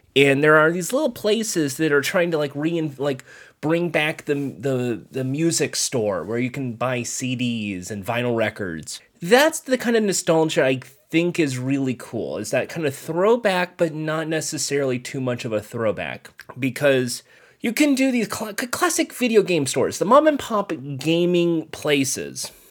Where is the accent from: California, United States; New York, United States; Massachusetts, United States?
California, United States; Ventura County; I grew up in the Ventura County area